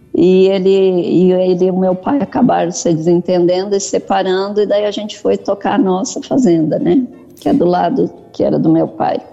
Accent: Salto do Jacuí, Rio Grande do Sul, Brazil; moved away as an adult; also born or lived in Mato Grosso; Eu sou gaúcha do Rio Grande do Sul, do Salto do Jacuí, próximo a Passo Fundo. Hum. Fui para o Mato Grosso com 19 anos.

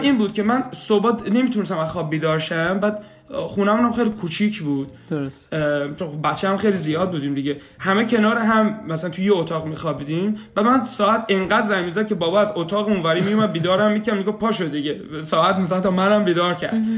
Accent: Shiraz, Fars, Iran; moved away as an adult; also born or lived in Kitchener-Waterloo, Canada; now in Kitchener, Canada; سال 67 به دنیا اومدم اهل شیراز هستم

